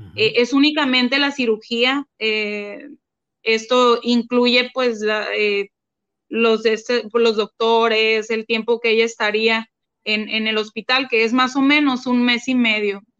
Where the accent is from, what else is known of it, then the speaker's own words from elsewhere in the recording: Mátape, Sonora, Mexico; now in Hermosillo, Mexico; un pueblo del que yo soy, eh, pero no, no, no había vivido allá desde hace como 25 años, es de un pueblo que se llama Matape